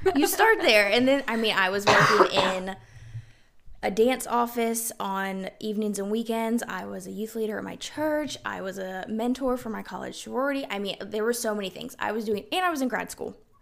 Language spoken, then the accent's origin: English; South Carolina, United States; moved away as an adult; also born or lived in Washington State; We're originally from South Carolina